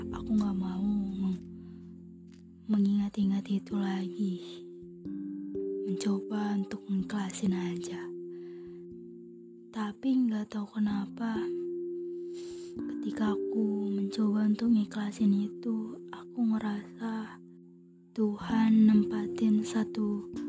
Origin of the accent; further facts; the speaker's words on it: Sumatra, Indonesia; Dulu waktu SMA aku selalu ingin kuliah di Pulau Jawa karena aku sendiri berasal dari Pulau Sumatera.